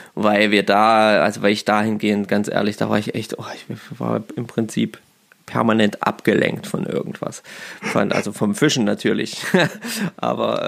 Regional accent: Germany; bei uns in Deutschland

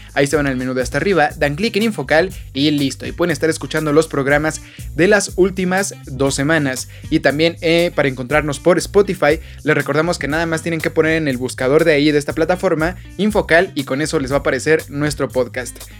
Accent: Mexico; nosotros como mexicanos

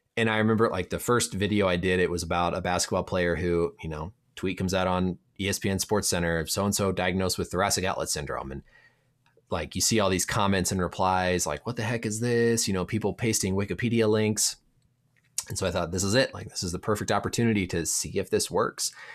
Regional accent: Indiana, United States; moved away as an adult; now in Minnesota, United States; I grew up in Indiana

